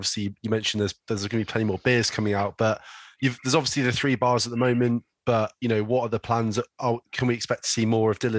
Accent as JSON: {"language": "English", "region": "London", "country": "United Kingdom", "said": "obviously I come from London"}